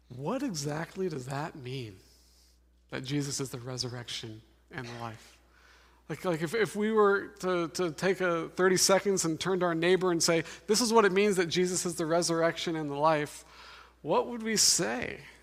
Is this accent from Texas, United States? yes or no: no; Denver, Colorado, United States; now in Seattle, United States; I'm from Denver, Colorado